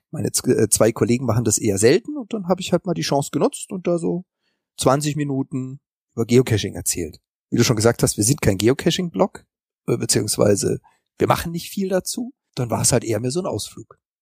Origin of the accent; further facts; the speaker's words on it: Freiburg im Breisgau, Baden-Württemberg, Germany; now in Hamburg, Germany; also geboren bin ich in Freiburg im Breisgau, das ist so ganz im Süden Deutschlands